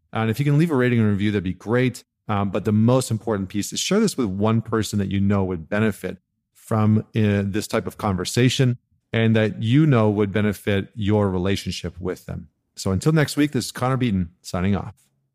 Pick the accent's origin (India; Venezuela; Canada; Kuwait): Canada; Alberta; when I was growing up in Alberta